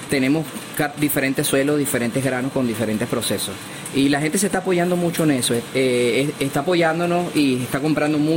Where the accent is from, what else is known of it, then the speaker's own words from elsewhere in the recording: Venezuela; el, tema de convivencia como, como venezolano en los salones ha mejorado un poco